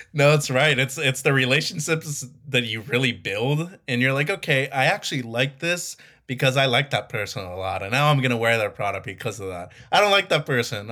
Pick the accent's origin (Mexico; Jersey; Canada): Mexico; Mazatlán, Sinaloa; my hometown of Mazatlan